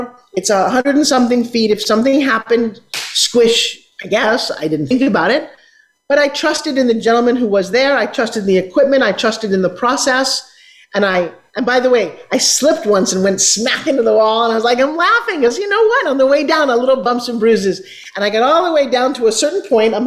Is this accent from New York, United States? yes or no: yes; New York City, New York, United States; I grew up in New York City where you need to take an elevator